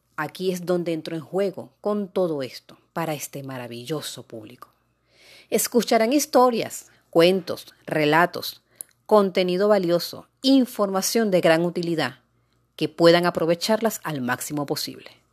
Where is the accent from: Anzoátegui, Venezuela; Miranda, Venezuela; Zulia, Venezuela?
Anzoátegui, Venezuela; Puerto La Cruz; also born or lived in Guayana, Venezuela / Caracas, Venezuela; now in Lechería, Venezuela; venezolana, guayanesa de nacimiento, puertocruzana de crianza, caraqueña de formación y amante de toda mi tierra bonita